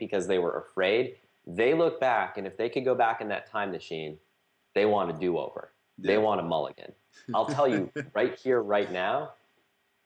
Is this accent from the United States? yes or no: yes; outside of Boston, Massachusetts, United States; moved away as an adult; also born or lived in Hong Kong / Shanghai; now in Austin, United States; I grew up outside of Boston in the Northeast